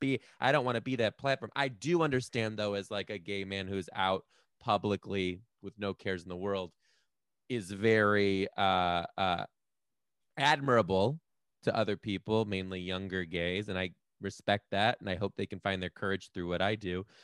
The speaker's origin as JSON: {"language": "English", "town": "Detroit", "region": "Michigan", "country": "United States", "also_born_or_lived": "Chicago", "moved": "as an adult", "lives_now": "Seattle, United States", "said": "I'm from Detroit"}